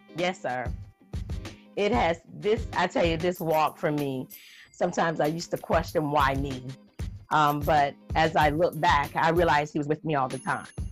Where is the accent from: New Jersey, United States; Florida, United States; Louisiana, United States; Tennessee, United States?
Florida, United States; Jacksonville; also born or lived in Georgia; I was raised in Jacksonville, Florida